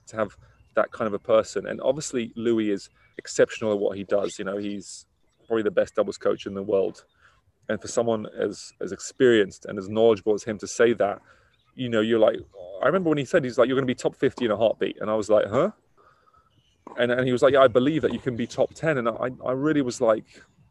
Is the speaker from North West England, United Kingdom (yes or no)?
no; Middlesex, London, United Kingdom; I'm from Middlesex